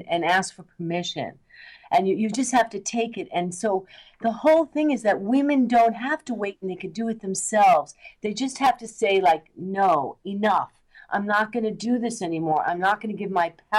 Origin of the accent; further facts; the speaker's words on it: New York, United States; now in Los Angeles, United States; I'm from New York. I started out as an actress. I still act. I came